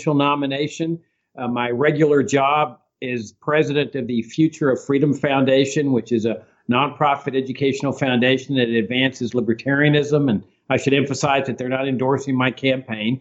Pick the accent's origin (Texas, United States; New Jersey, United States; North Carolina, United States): Texas, United States; Laredo; I grew up in South Texas on a farm on the Rio Grande, and my dad was actively involved in politics in Laredo, my hometown.